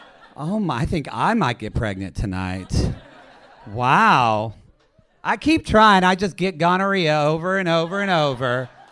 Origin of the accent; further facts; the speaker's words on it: Oklahoma, United States; So I'm originally from Southern Oklahoma.